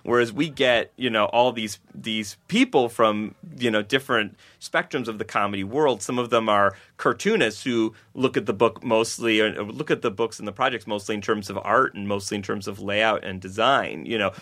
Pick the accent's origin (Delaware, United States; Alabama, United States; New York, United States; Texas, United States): New York, United States; Buffalo; I grew up in Buffalo, New York